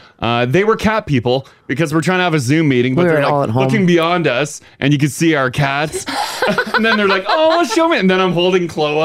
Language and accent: English; Winnipeg, Manitoba, Canada; moved away; People from my hometown. From the peg.